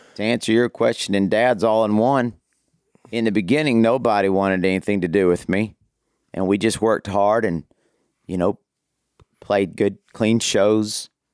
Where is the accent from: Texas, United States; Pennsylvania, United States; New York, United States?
Texas, United States; Amarillo; now in Abilene, United States; I was, uh, born and raised in Amarillo up in the Panhandle